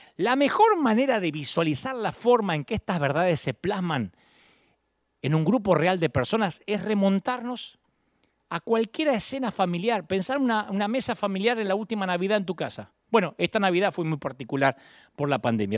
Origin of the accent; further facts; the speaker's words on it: Billinghurst, Buenos Aires Province, Argentina; now in California, United States; ni elegí nacer en Billinghurst